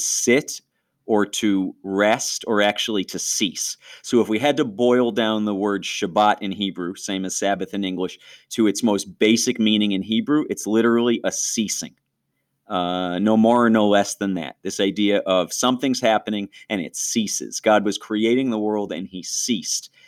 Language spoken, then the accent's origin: English; New York, United States; growing up in New York State public schools